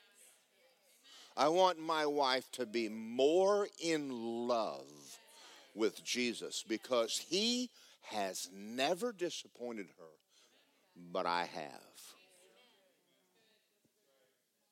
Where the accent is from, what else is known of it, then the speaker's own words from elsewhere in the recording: Georgia, United States; I grew up in Georgia